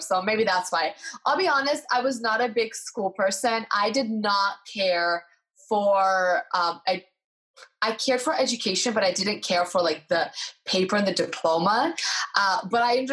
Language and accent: English; United States; also born or lived in Eastern Europe; I was born in Eastern Europe. I came to America. I was 5 years old.